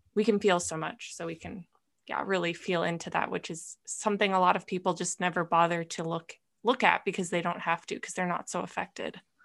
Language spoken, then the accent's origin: English; Minnesota, United States; moved away as an adult; also born or lived in California; I grew up in Minnesota, moved to California